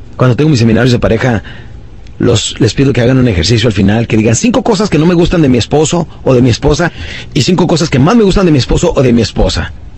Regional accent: Ciudad Juárez, Chihuahua, Mexico; also born or lived in Hidalgo del Parral, Chihuahua; yo crecí en, eh, en Ciudad Juárez, Chihuahua, nací en un pueblito de Chihuahua que se llama Parral, Parral, Chihuahua, y crecí de los siete años en adelante

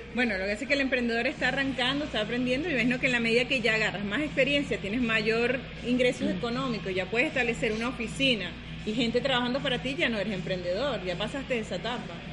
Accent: Venezuela; moved away as an adult; now in Playa del Carmen, Mexico; yo soy venezolana, eh, tengo un año y medio acá en Playa del Carmen

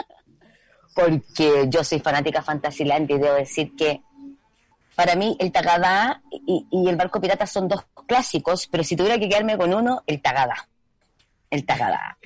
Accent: Puente Alto, Santiago Metropolitan Region, Chile; yo soy de Puente Alto

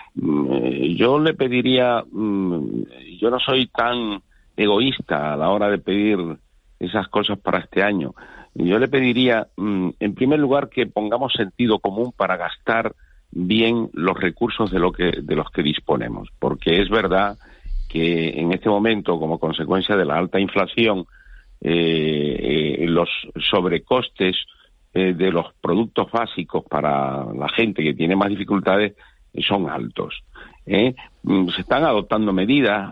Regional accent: Canary Islands, Spain; nosotros somos canarios

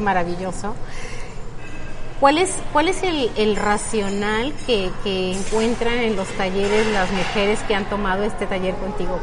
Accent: Mexico; nuestro país y mucho para nuestra cultura como mujeres mexicanas

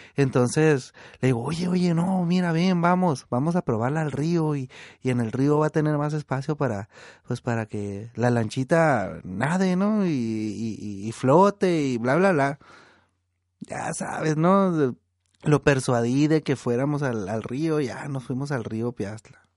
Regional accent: Estación Dimas, Sinaloa, Mexico; now in Baja California, Mexico; cuando estábamos niños allá en, en mi pueblo, en Estación Dimas

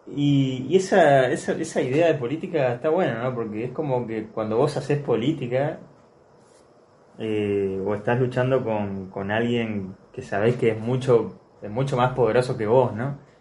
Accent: Argentina; nosotros como argentinos

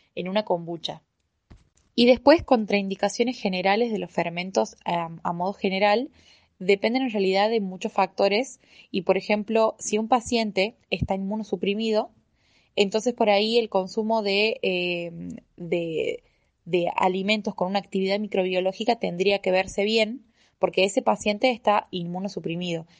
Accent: Tucumán, Argentina; accent: Tucumán; now in Córdoba, Argentina; yo soy tucumana, por si no se me nota en el acento. Eh, sí, sí, yo soy tucumana

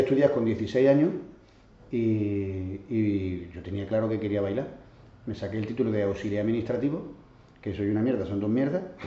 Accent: Catalonia, Spain; mis padres son andaluces, yo soy catalán, soy, esto estoy contando en Barcelona

